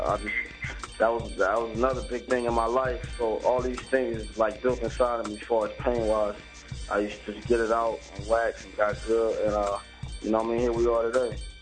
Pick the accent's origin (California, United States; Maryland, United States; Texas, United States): California, United States; Compton; I'm from Compton, California.